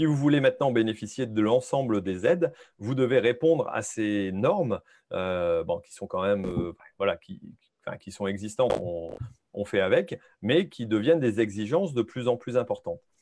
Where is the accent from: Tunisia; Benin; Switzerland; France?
France; en tant que Français